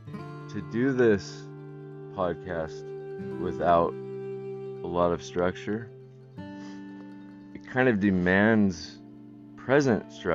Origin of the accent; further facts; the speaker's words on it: Northwest United States, Pacific Northwest, United States; I'm from the Northwest. United States, there's a lot of woods up here